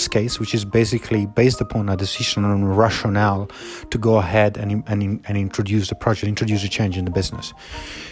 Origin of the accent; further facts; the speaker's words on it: Southern Italy, Italy; moved away; as a young person, I came from Italy, from the southern part of Italy